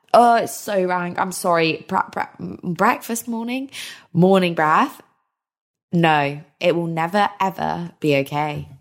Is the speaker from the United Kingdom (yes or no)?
yes; United Kingdom; We're so British